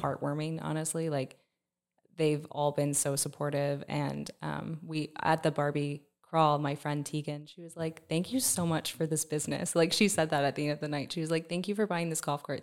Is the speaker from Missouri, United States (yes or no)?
no; Plant City, Florida, United States; I'm from Plant City